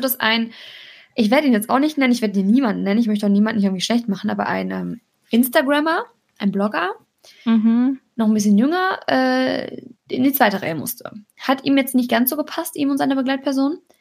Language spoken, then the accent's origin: German; Cologne, North Rhine-Westphalia, Germany; wir kommen ja beide aus Köln